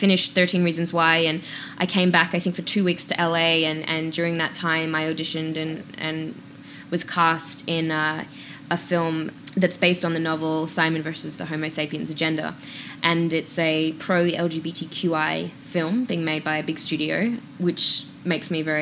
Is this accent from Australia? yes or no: yes; Perth, Western Australia, Australia; moved away as an adult; growing up in Australia as an actor was even though, you know, it was hard finding drama classes that weren't drama school or, like, a teenage film school, you're kind of, at least in Perth, tucked away